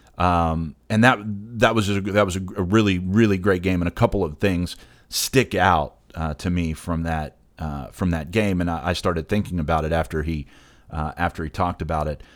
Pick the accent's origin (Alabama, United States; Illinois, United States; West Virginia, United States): West Virginia, United States; I'm, I'm a proud West Virginian. I talk about it a lot. Uh, I'll, I'll continue to talk about it a lot and, and hype up my home state